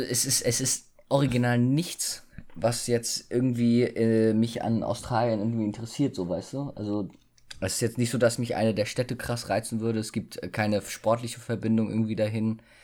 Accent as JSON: {"language": "German", "country": "Germany", "tie": "born or raised there", "said": "dass wir hier geboren sein dürfen, äh, oh, geboren wurden"}